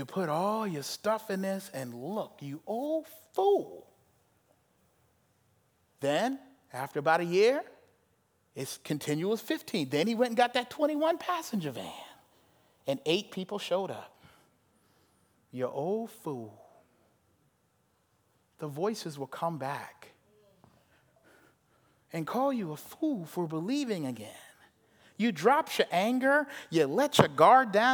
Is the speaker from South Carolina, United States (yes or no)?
yes; South Carolina, United States; I'm from South Carolina, had that southern son